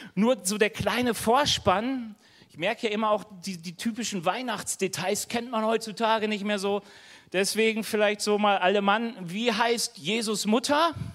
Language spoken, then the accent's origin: German; North Rhine-Westphalia, Germany; now in Bavaria, Germany; ich komme aus NRW, hier in Bayern